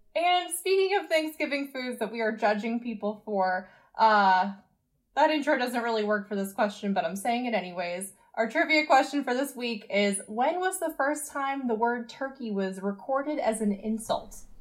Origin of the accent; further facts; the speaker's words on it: New England, United States; my fellow New Englanders